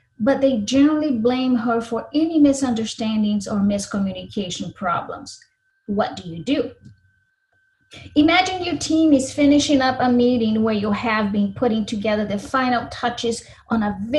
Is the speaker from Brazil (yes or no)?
yes; Brazil; English is a second language; now in Minnesota, United States; I was born in Brazil, but have been in the US for many years now.